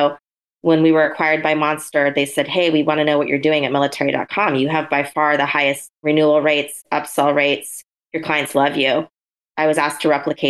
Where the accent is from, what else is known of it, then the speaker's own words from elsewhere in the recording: Oregon, United States; moved away as an adult; also born or lived in San Francisco; I grew up in Oregon.